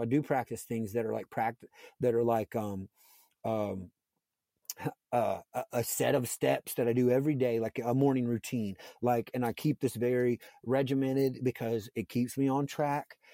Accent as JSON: {"language": "English", "area": "a fairly large town near Cincinnati", "region": "Ohio", "country": "United States", "tie": "born or raised there", "said": "I lived in a fairly large town near Cincinnati"}